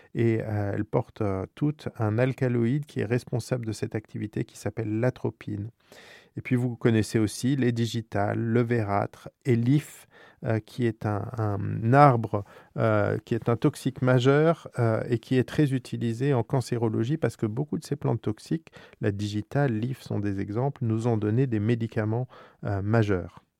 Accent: France; chez nous, en France

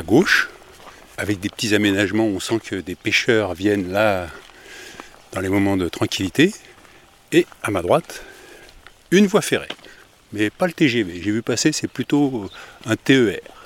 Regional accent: Paris suburbs, Île-de-France, France; Je suis de la banlieue parisienne

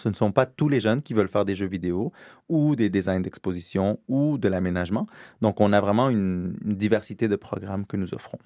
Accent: Quebec, Canada; now in France; je suis québécois, j'habite en France, mais je suis québécois

